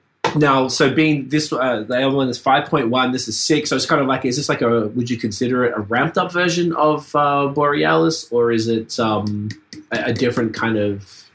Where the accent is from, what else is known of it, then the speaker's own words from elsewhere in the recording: Australia; now in Canada; I'm from Australia. I live here.